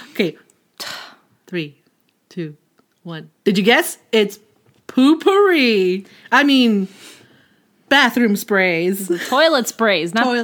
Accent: Chicago, Illinois, United States; Because I am from Chicago.

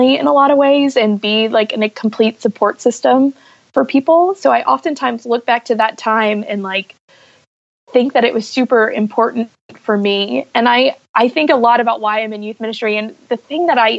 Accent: Huntsville, Alabama, United States; born or raised there

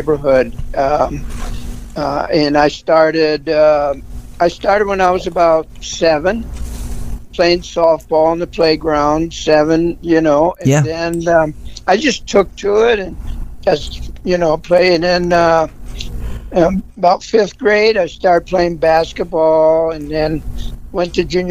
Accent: Wisconsin, United States; now in Salt Lake City, United States; I grew up in Wisconsin. I was born and raised in Wisconsin.

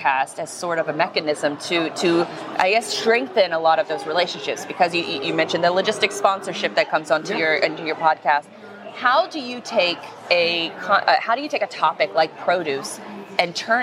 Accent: Florida, United States; I'm from Florida

